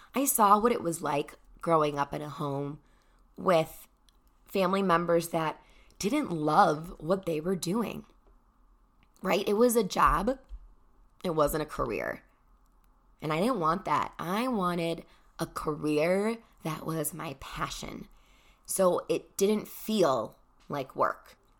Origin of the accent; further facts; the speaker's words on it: Chicago, Illinois, United States; I'm from Chicago